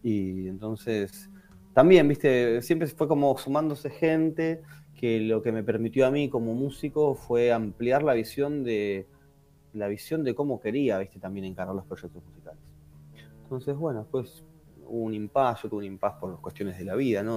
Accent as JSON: {"language": "Spanish", "town": "Quilmes", "region": "Buenos Aires Province", "country": "Argentina", "said": "yo soy, yo soy de Quilmes, entonces también en Zona"}